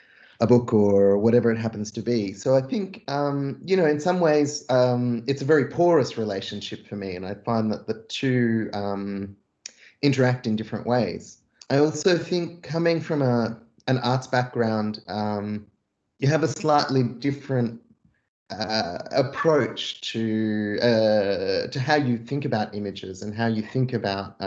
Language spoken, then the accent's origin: English; Australia; also born or lived in Jerusalem (family origin); growing up in Australia, for the most part, as a diaspora Palestinian